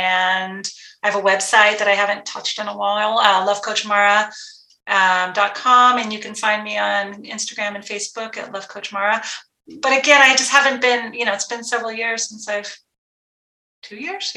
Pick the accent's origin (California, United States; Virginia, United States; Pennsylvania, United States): California, United States; Guerneville; moved away as an adult; also born or lived in Santa Rosa, California; I grew up in Guerneville, California.